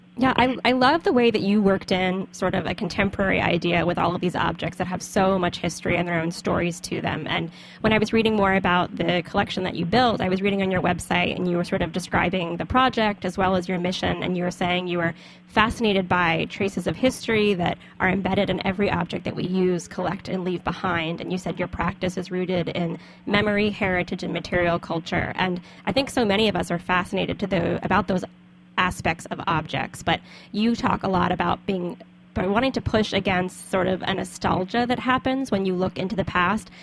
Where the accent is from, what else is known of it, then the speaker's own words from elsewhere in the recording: the South, United States; moved away; also born or lived in Brooklyn; As a Southerner